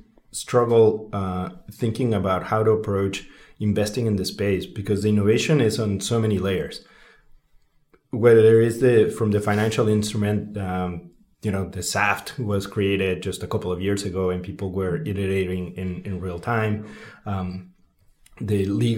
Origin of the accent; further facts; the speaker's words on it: Mexico City, Mexico; growing up in Mexico City